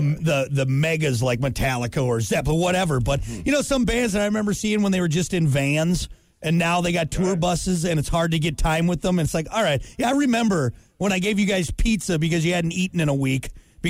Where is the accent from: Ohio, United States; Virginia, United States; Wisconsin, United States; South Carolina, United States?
Ohio, United States; I'm actually from Ohio. What? Yeah. 100% Irish.